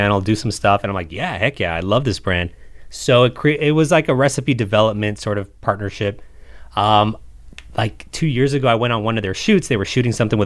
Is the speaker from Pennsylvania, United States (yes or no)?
no; Los Angeles, California, United States; Los Angeles